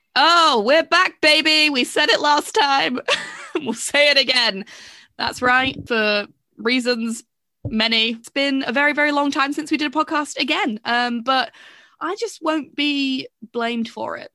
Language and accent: English; England, United Kingdom; I do feel like I am English